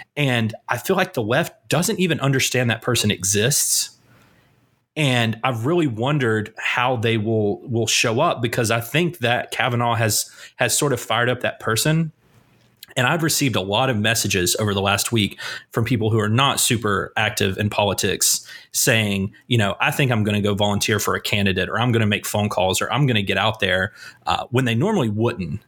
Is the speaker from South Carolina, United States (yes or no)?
no; Asheville, North Carolina, United States; my hometown is just doing its best to make me proud